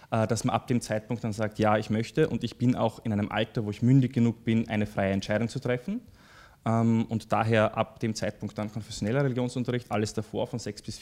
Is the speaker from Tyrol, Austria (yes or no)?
no; Graz, Styria, Austria; also born or lived in Deutschlandsberg; now in Vienna, Austria; Also ich habe äh, sehr enge Verbindungen zu, zu meinen Eltern und äh, vielen Freunden, die in Graz leben. Ich habe in Graz äh, äh maturiert